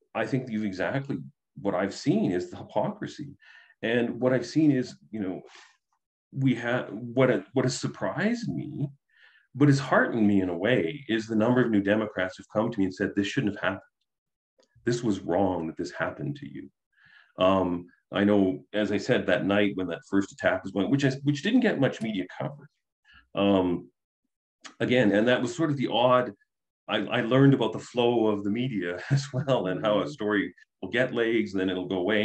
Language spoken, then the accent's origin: English; Southern Alberta, Canada; I was raised in Southern Alberta